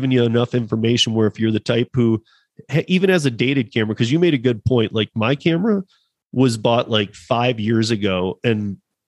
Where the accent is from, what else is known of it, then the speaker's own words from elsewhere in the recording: Michigan, United States; where I grew up in Michigan